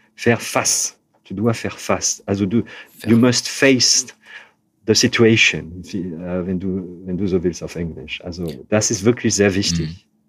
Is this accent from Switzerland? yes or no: no; Hauts-de-France, France; accent: Ch'ti; German is a second language; moved away as an adult; also born or lived in Calais / Paris; now in Cologne, Germany; ich bin zwar in Nordfrankreich aufgewachsen